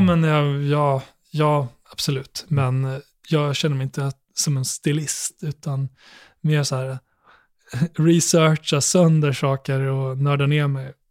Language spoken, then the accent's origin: Swedish; Borlänge, Dalarna County, Sweden; när jag växte upp i Borlänge